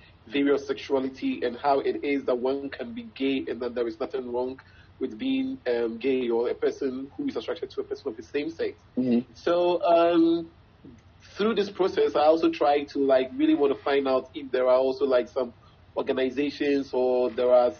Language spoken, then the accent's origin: English; Ghana; I'm from Ghana. I'm a Ghanaian. My parents are Ghanaian. My grandparents are Ghanaian.